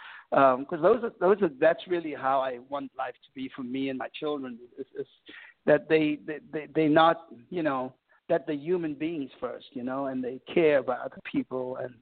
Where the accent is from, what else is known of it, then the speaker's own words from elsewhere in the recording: South Africa; moved away as an adult; now in United States; growing up in South Africa, we have so many artists from the U.S. that influence us and inspires us. And so when I arrived in the U.S.